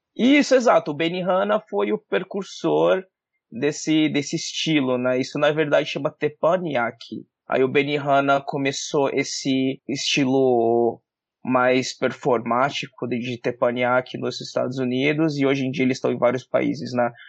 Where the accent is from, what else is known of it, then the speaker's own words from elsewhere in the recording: Jacareí, São Paulo, Brazil; moved away as an adult; also born or lived in United States; eu sou de Jacareí, sou do interior de São Paulo